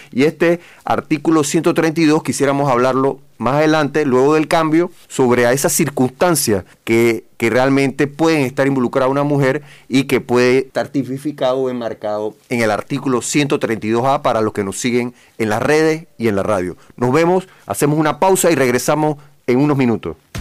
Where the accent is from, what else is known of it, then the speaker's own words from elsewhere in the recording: Panama; como panameños